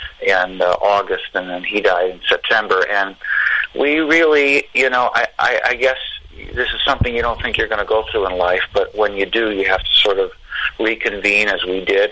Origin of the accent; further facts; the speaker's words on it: Chicago, Illinois, United States; I'm from Chicago. I grew up on rock and blues